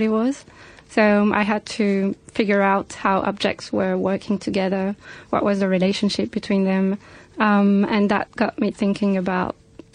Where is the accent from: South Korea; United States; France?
France; now in United Kingdom; I grew up in France